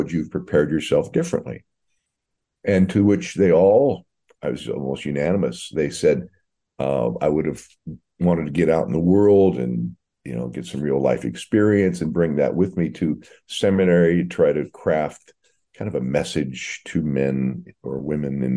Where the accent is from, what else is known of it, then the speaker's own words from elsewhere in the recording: Central Coast, Monterey County, California, United States; also born or lived in Hood River, Oregon / Sacramento, California / Hermiston, Oregon; I was transplanted at a young age to California and kind of grew up in the Central Coast in the Monterey County area